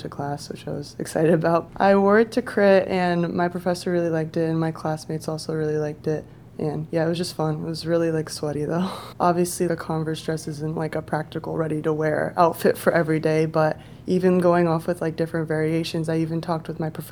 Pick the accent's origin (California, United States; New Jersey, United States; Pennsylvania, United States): Pennsylvania, United States; Lancaster; I grew up in Lancaster, PA